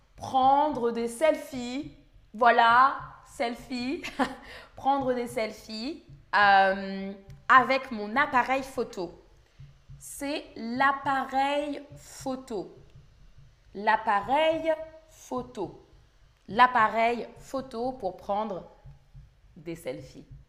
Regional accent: France; first language French; le français, c'est ma langue maternelle, je suis française.

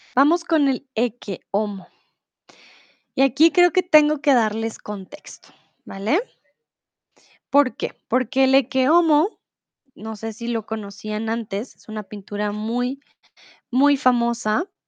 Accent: Bogotá, Colombia; now in Germany; yo soy de Colombia, de Bogotá

